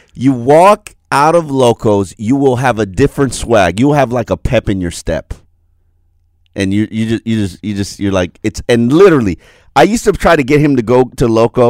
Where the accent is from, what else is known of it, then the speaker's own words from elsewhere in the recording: Jamaica; also born or lived in Brickell, Miami; I'm Jamaican